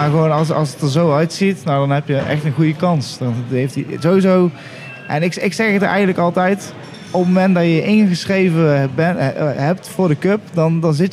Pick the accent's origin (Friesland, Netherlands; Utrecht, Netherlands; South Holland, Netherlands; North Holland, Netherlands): Utrecht, Netherlands; Ja, ik kom uit Utrecht.